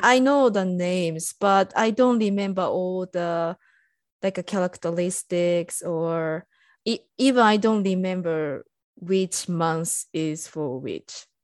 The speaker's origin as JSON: {"language": "English", "country": "Japan", "moved": "yes", "lives_now": "United States", "said": "I'm Japanese"}